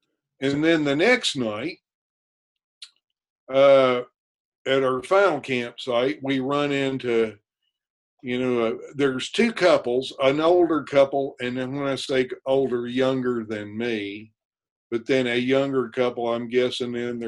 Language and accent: English; Kentucky, United States; 1792, Kentucky admitted. Okay. My home state.